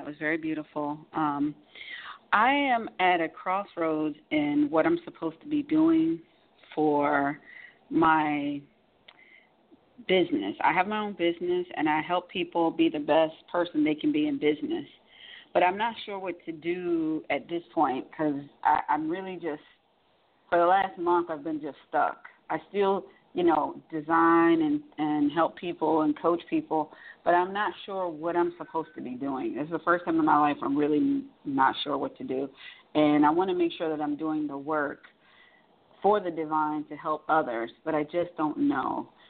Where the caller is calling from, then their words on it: Atlanta, Georgia, United States; I'm calling from Atlanta.